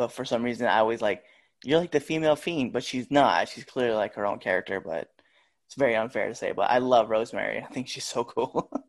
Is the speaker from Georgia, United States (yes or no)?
no; Scottsbluff, Nebraska, United States; But 2021, because I'm actually originally from Scottsbluff, Nebraska.